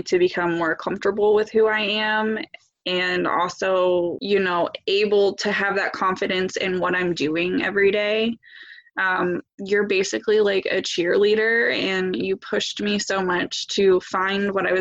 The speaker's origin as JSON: {"language": "English", "region": "West Virginia", "country": "United States", "tie": "born or raised there", "moved": "yes", "lives_now": "Ohio, United States", "said": "I live in Ohio, but I grew up in West Virginia."}